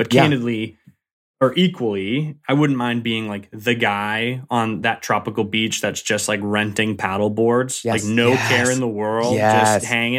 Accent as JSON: {"language": "English", "region": "Massachusetts", "country": "United States", "tie": "born or raised there", "said": "It's a suburb of Boston. So I grew up in Massachusetts, born and raised about 30 minutes south of the city."}